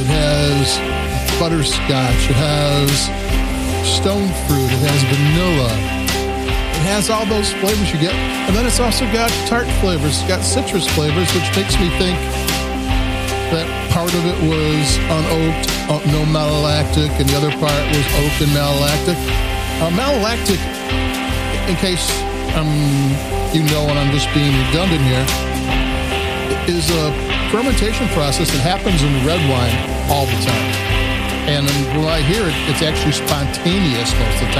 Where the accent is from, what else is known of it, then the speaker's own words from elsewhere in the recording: Chicago, Illinois, United States; I'm from Chicago